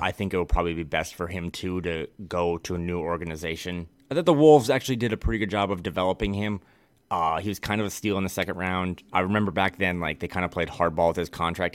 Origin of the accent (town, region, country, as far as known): Midwest, United States; now in West Coast, United States